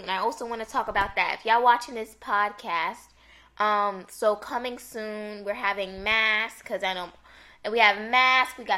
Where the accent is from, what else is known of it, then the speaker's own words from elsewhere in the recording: New York City, New York, United States; They know I'm from Harlem.